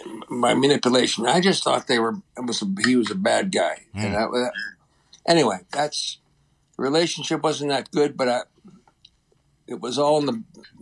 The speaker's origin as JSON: {"language": "English", "region": "Ohio", "country": "United States", "tie": "born or raised there", "moved": "yes", "lives_now": "Boston, United States", "said": "growing up in the Midwest since I was in Ohio"}